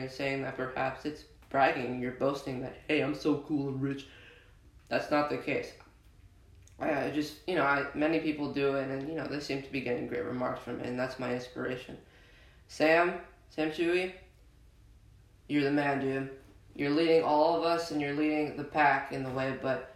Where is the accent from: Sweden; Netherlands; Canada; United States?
Netherlands; I was born in the Netherlands